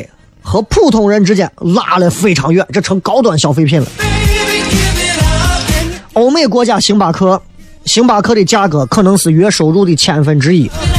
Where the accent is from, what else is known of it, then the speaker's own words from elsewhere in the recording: Shanghai, China; 上海人现在很多人非常爱喝咖啡，我身边很多朋友，哎呦，真的喝咖啡，全中国就是我们上海人最会喝了。